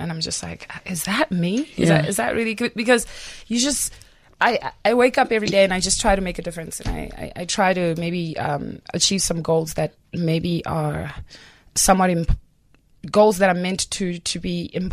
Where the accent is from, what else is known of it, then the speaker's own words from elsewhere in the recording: Johannesburg, Gauteng, South Africa; I grew up in Johannesburg South